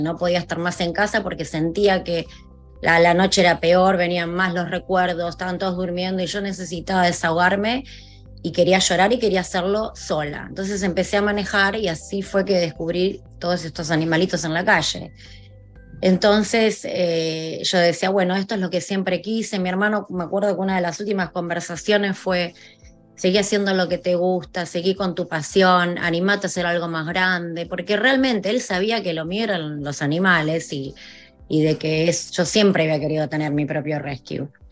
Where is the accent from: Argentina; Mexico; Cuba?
Argentina; also born or lived in North Carolina; now in South Florida, United States; mi país, en Argentina.